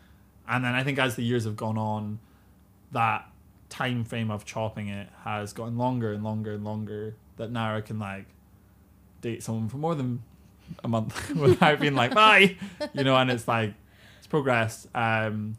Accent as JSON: {"language": "English", "country": "United Kingdom", "moved": "yes", "lives_now": "China", "said": "me as a British person"}